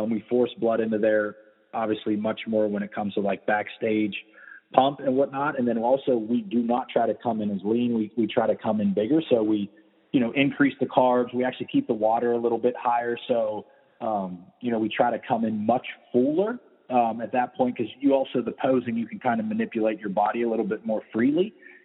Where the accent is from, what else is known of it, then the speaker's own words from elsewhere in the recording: Weirton, West Virginia, United States; also born or lived in Vero Beach, Florida; now in Tampa, United States; I'm from Weirton, West Virginia.